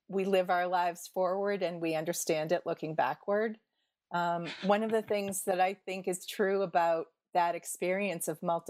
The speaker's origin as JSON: {"language": "English", "town": "Boston", "region": "Massachusetts", "country": "United States", "tie": "born there", "also_born_or_lived": "Indiana", "said": "I grew up in several different parts of the country. I was born in Boston, Massachusetts, here in the United States. But when I was a baby, my family moved to Indiana and spent a few years there."}